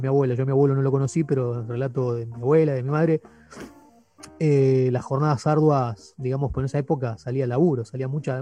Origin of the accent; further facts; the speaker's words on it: Luis Guillón, Buenos Aires Province, Argentina; yo soy oriundo de Luis Dillón